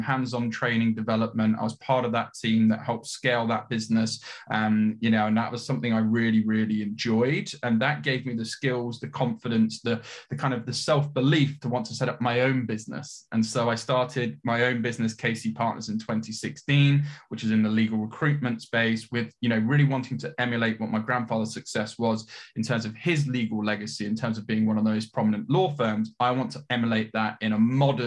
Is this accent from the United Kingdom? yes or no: yes; Leicester, East Midlands, United Kingdom; moved away as an adult; also born or lived in Leeds; I grew up in Leicester, which is at the time, quite an emerging city